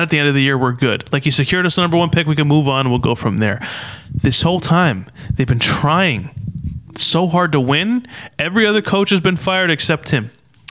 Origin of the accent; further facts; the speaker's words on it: New Jersey, United States; we're from Jersey, we're Jersey guys.